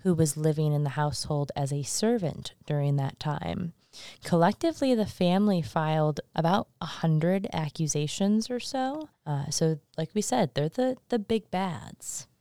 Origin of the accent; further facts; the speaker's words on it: Michigan, United States; now in Salem, United States; I come from Michigan. I come from the Midwest